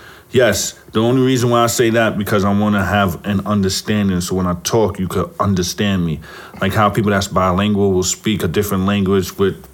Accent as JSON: {"language": "English", "country": "United States", "tie": "born or raised there", "said": "I was born here in America"}